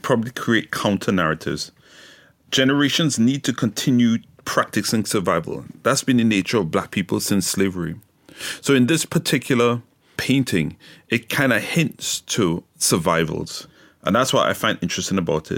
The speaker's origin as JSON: {"language": "English", "country": "Trinidad & Tobago", "tie": "born or raised there", "moved": "yes", "lives_now": "United Kingdom", "said": "I've grown up in Trinidad, so I was raised in Trinidad."}